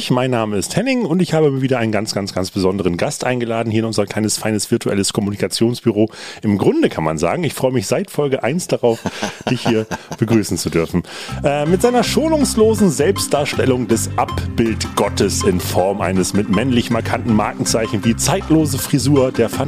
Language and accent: German; Ruhr area, North Rhine-Westphalia, Germany; moved away as an adult; now in Hamburg, Germany; Ruhrpott-Proll ist ja quasi äh, zweiter Vorname mehr oder weniger.